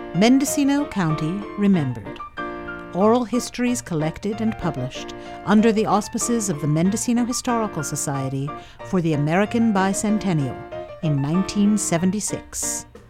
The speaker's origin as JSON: {"language": "English", "country": "Finland", "also_born_or_lived": "Helsinki, Finland", "second_language": "English", "moved": "as an adult", "lives_now": "Fort Bragg, United States", "said": "I leave Finland. I was nineteen years old"}